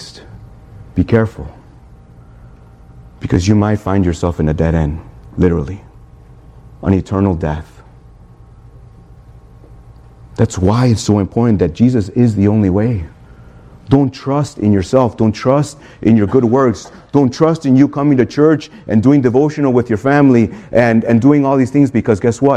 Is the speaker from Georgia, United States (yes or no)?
no; Chicago, Illinois, United States; now in Miami, United States; I'm from Chicago